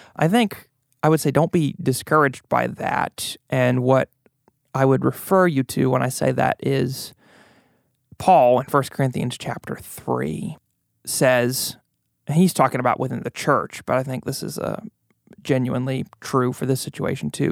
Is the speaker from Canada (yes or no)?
no; United States; American Christians